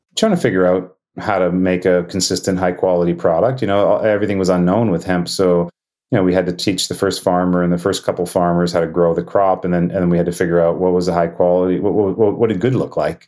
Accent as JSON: {"language": "English", "town": "Winnipeg", "region": "Manitoba", "country": "Canada", "tie": "born or raised there", "also_born_or_lived": "Thunder Bay, Ontario", "said": "I was born in Thunder Bay, Ontario, which is on Lake Superior, but um, I grew up in Winnipeg"}